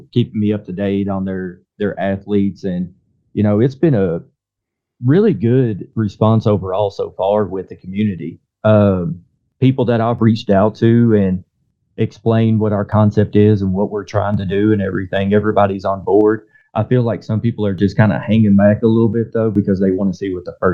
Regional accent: Harrisburg, Kentucky, United States; my hometown has had several different martial arts schools come and go, but within the last couple of years, we've been doing pretty good about keeping some type of combat sports training within Harrisburg

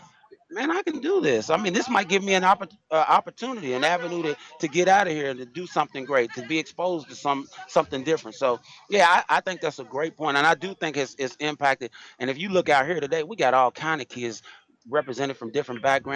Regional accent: Louisville, Kentucky, United States; I'm from Louisville. I'm born and raised Louisville, Kentucky

